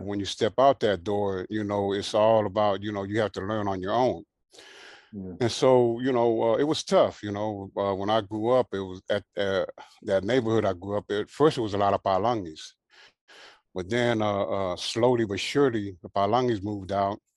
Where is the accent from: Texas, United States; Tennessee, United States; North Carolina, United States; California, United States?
California, United States; Carson; also born or lived in Hawaii; my mom and dad ended up getting a house in Carson. And so that's where I grew up at.